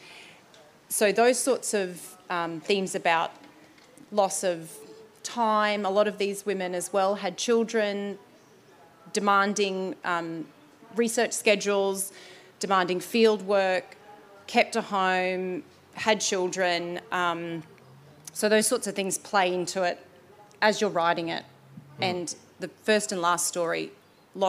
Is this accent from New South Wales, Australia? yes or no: no; Brisbane, Queensland, Australia; now in South Australia, Australia; off the coast of this state where I am, I'm from Brisbane